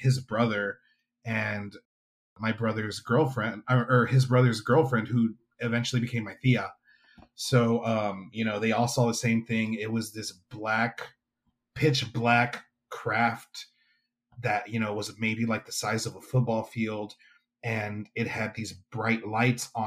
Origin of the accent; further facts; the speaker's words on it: Weslaco, Texas, United States; my hometown of Weslaco, Texas